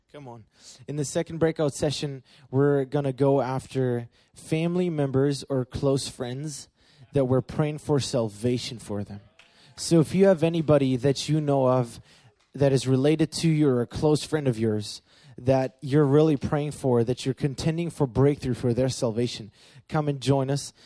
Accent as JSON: {"language": "English", "region": "Berlin", "country": "Germany", "tie": "born or raised there", "said": "I grew up in Berlin, Germany"}